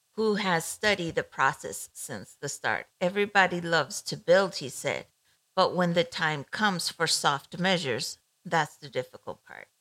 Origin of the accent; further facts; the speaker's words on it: Ecuador; moved away; I grew up in Ecuador back in the 80s, 70s, 80s